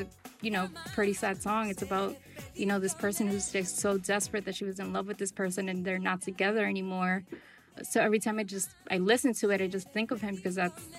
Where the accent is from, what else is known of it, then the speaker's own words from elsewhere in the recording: New York City, New York, United States; also born or lived in Ecuador (family ancestry); My family, they're from Ecuador, and we grew up on the Lower East Side